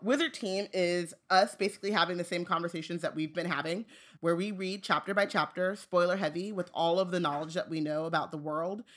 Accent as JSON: {"language": "English", "region": "Southern California", "country": "United States", "tie": "born or raised there", "said": "I grew up in Southern California"}